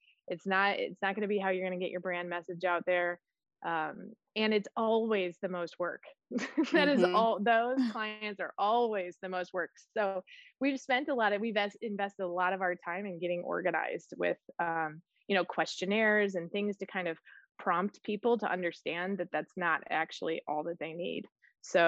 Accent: Midwest, United States; now in California, United States; I am from the Midwest and living here now

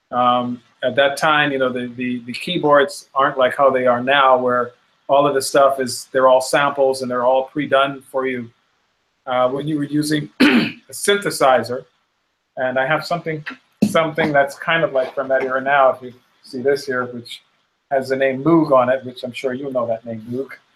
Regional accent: Bahamas; also born or lived in Chicago, United States; we in the Bahamas

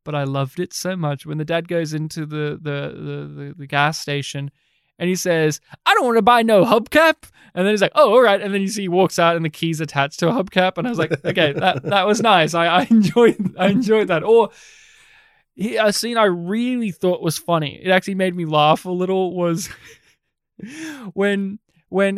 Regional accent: Australia; my hometown in rural Australia

